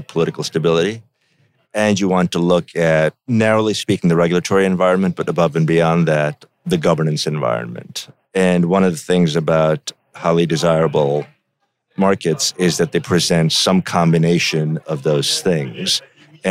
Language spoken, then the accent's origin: English; India; now in United States; I grew up in India